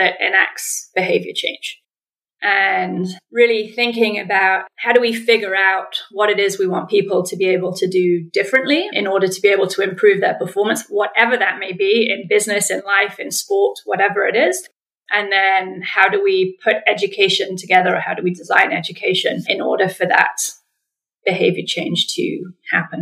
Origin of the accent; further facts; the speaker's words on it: England, United Kingdom; accent: English; moved away as an adult; also born or lived in United States / Ottawa, Canada; I'm English, if you can pick up on the accent